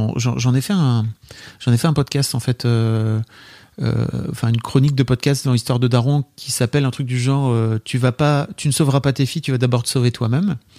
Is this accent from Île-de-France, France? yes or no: yes; Paris, Île-de-France, France; on est parisien